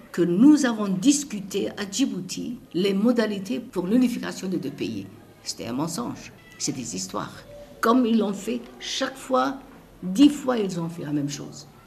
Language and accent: French; Somaliland, Somalia